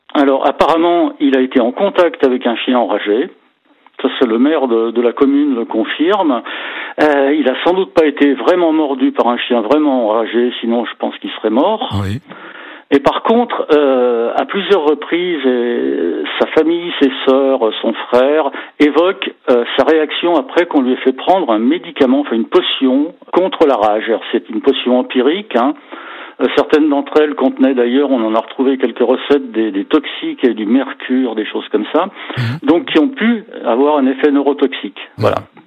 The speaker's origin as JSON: {"language": "French", "area": "Savoie", "region": "Auvergne-Rhône-Alpes", "country": "France", "said": "chez nous en Savoie"}